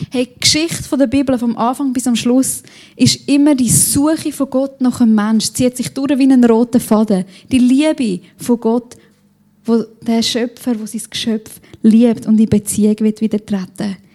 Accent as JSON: {"language": "German", "country": "Switzerland", "said": "Als Schweizer kann man sich das ja auch nicht so gut vorstellen, dass jemand vor Freude juchzt."}